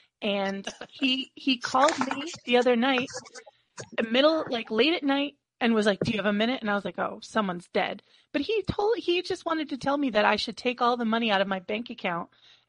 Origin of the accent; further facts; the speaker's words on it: United States; as an American